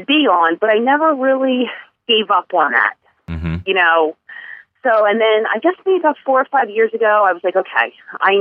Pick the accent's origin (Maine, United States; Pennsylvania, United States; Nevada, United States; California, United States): Pennsylvania, United States; Bucks County; I was born and raised in the Bucks County area.